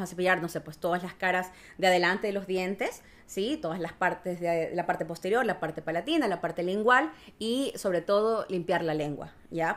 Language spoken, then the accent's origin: Spanish; Ecuador; moved away as an adult; now in Chile; soy de Ecuador, eh, ya llevo dos años viviendo acá en Chile